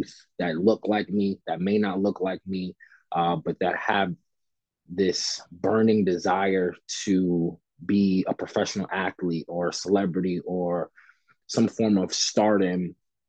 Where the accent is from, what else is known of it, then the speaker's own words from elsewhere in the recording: New York City, New York, United States; growing up in Fort Greene, Brooklyn